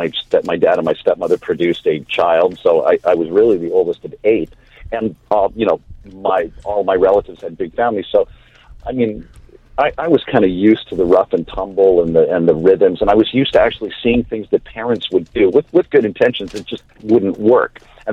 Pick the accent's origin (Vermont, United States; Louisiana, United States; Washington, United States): Washington, United States; I spent part of the time I grew up was in Washington, and we would kind of go up there.